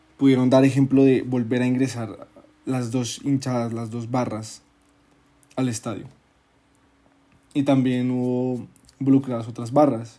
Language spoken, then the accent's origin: Spanish; Colombia; nuestra cultura colombiana